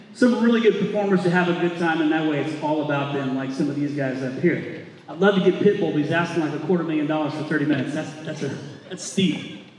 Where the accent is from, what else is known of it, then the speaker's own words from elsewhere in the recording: Indiana, United States; moved away as an adult; now in Arizona, United States; I'm from Indiana.